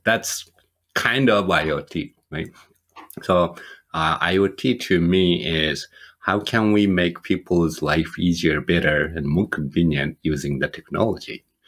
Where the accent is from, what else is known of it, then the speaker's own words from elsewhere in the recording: Japan; moved away as an adult; also born or lived in Michigan; now in United States; I'm originally from Japan and moved to the United States, you know, 20 some years ago.